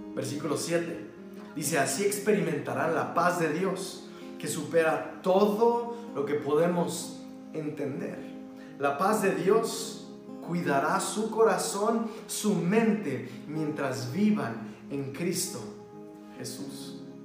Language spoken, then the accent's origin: Spanish; Mexico; somos mexicanos